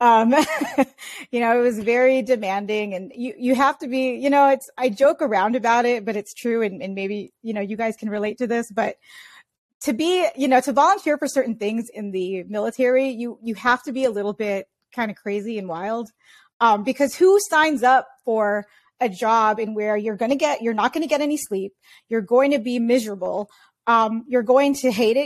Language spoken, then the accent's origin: English; San Diego, California, United States; growing up in San Diego, California